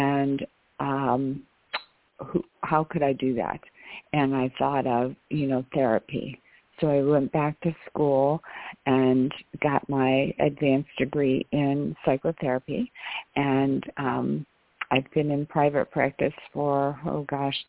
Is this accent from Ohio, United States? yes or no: yes; Ohio, United States; I grew up in Ohio